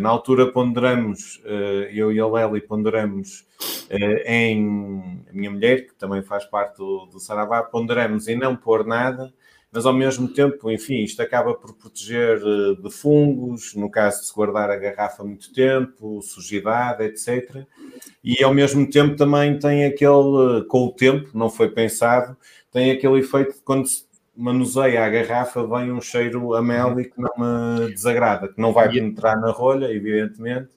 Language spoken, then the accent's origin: Portuguese; Douro, Portugal; also born or lived in Vinho Verde region (Minho); now in Vinho Verde region, Portugal; não sou desta região, sou, sou do Douro e instalei-me aqui